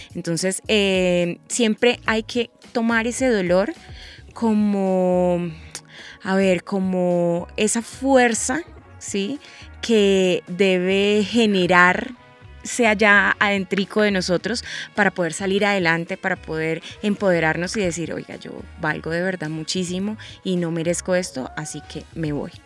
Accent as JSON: {"language": "Spanish", "town": "Bucaramanga", "region": "Santander", "country": "Colombia", "said": "Yo soy de Bucaramanga y en Bucaramanga se da muchísimo este género"}